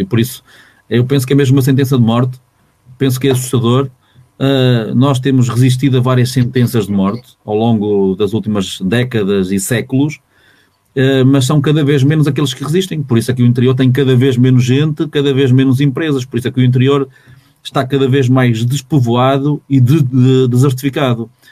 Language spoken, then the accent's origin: Portuguese; Portugal; todos nós, como, enquanto portugueses